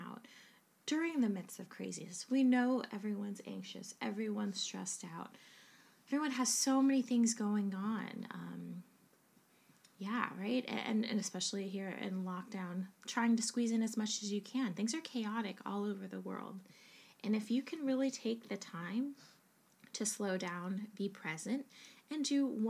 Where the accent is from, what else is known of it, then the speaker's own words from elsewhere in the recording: United States; now in England, United Kingdom; as an American